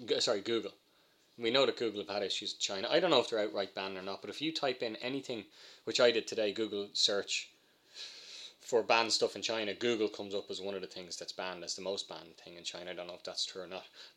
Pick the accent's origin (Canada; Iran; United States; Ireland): Ireland; We grew up in Ireland